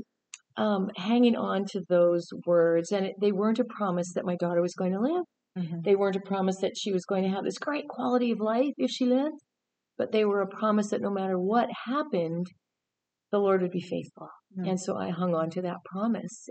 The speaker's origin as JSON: {"language": "English", "region": "Southern Alberta", "country": "Canada", "tie": "born or raised there", "also_born_or_lived": "British Columbia", "moved": "yes", "said": "I grew up in Southern Alberta, so I'm a landlubber girl."}